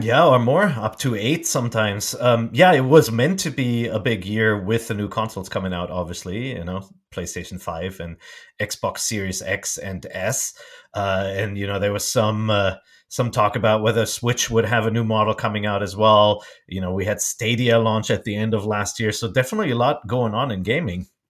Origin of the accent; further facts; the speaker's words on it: Germany; English is a second language; moved away as an adult; also born or lived in Japan; I grew up in Germany